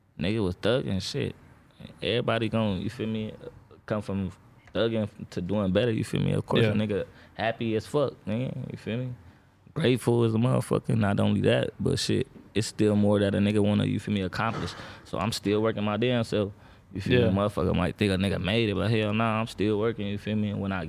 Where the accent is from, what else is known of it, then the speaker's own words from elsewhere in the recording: Los Angeles, California, United States; I'm from Watts